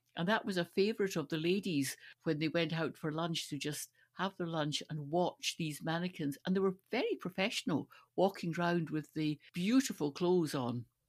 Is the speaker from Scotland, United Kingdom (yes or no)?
yes; Stirling, Scotland, United Kingdom; growing up in Stirling